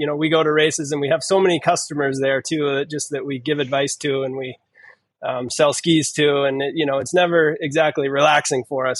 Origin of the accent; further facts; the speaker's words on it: East Coast, United States; I grew up on the East Coast, and there isn't like a circuit of races like that out there.